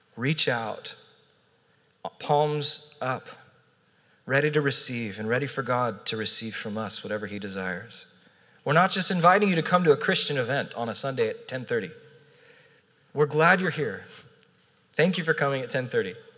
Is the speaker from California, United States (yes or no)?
yes; Southern California, United States; also born or lived in Portland, Oregon / Orange County, California; now in San Diego, United States; born and raised in Southern California